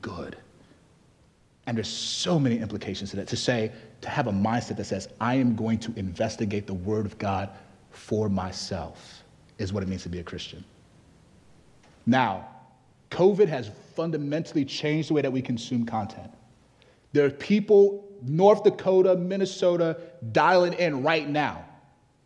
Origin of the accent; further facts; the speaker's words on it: Nigeria; I'm actually Nigerian